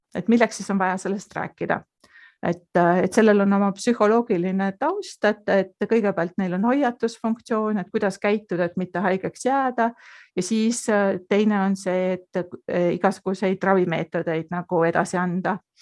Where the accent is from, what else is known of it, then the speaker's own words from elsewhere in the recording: South Estonia, Estonia; moved away as an adult; also born or lived in Põlva / Finland / Munich, Germany; now in Austria; ma kasvasin üles sellisest ähm, kohas, kus äh, põhimõtteliselt oli ainult kaks maja